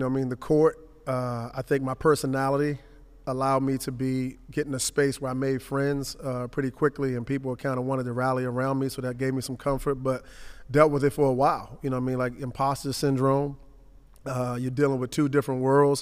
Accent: Washington, District of Columbia, United States; I grew up in Southeast Washington, Langston

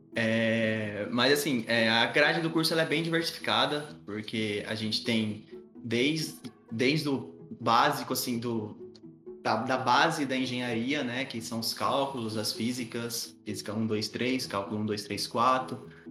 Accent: Palestina, São Paulo, Brazil; now in Araraquara, Brazil; A minha cidade natal, vocês vão acreditar, mas é real. É Palestina

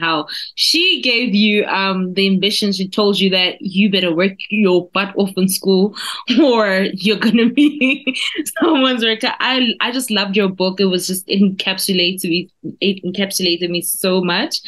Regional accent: South Africa; accent: South African; my South African accent

